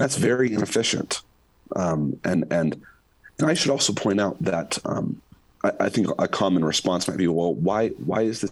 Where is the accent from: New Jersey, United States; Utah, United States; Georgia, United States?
Utah, United States; my home state of Utah